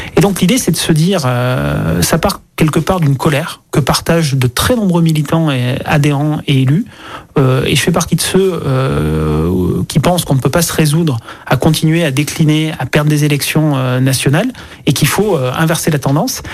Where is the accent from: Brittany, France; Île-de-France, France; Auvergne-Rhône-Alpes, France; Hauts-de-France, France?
Auvergne-Rhône-Alpes, France; Ardèche; now in Écully, France; j'ai grandi en Ardèche